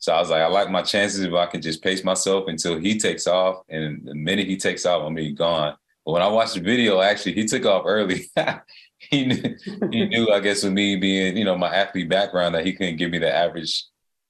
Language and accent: English; Atlanta, Georgia, United States; born and raised in Atlanta